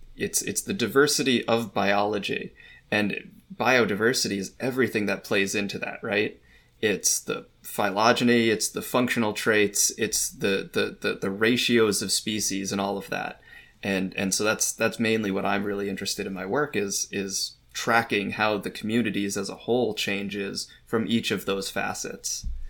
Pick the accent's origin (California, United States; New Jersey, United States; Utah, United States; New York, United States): New York, United States; moved away as an adult; also born or lived in Brisbane, Australia / northern Canada; now I'm back in New York where I'm studying kind of birds in my, my home state